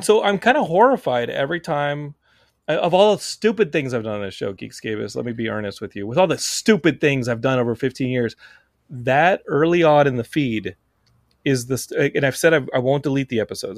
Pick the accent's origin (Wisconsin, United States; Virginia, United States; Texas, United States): Texas, United States; Texas, my home state